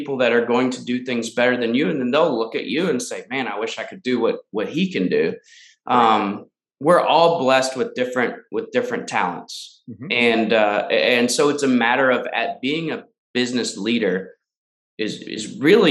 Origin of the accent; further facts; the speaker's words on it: Danville, Virginia, United States; moved away as an adult; also born or lived in Lynchburg, Virginia; now in Charlotte, United States; my hometown of Danville, Virginia.